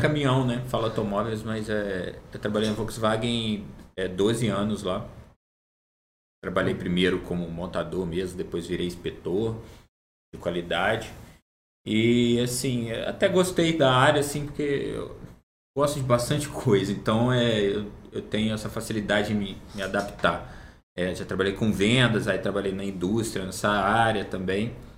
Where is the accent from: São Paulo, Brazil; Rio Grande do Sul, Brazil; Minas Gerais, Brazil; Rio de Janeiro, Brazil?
Rio de Janeiro, Brazil; Barra Mansa; Eu sou natural de Barra Mansa